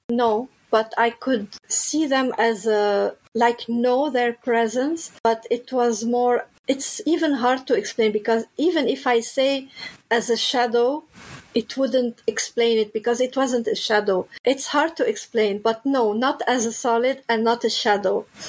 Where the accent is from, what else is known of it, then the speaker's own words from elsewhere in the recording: Lebanon; moved away; I'm originally from Lebanon